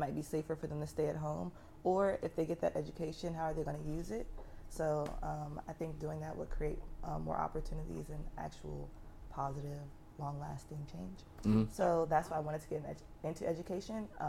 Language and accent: English; Atlanta, Georgia, United States; I'm from Atlanta, so yeah. I grew up with like people that went to KIPP.